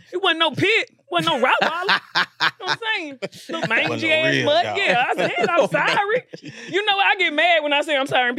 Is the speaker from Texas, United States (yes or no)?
yes; Dallas, Texas, United States; moved away as an adult; now in Los Angeles, United States; I'm from Dallas, Oak Cliff, Texas. Okay. Born and raised.